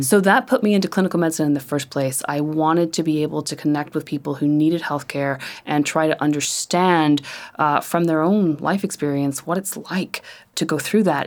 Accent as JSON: {"language": "English", "region": "Northern Ireland", "country": "United Kingdom", "tie": "born or raised there", "said": "I grew up in Northern Ireland"}